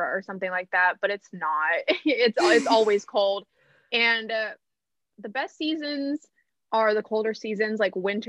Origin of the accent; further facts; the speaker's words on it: Seattle, Washington, United States; also born or lived in Brazil; I was born in Brazil and I moved to Seattle when I was 4